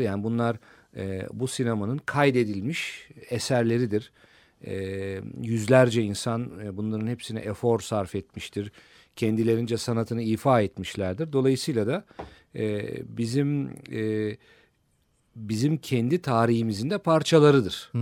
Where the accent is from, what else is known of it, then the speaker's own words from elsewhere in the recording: Turkey; bir Türk olarak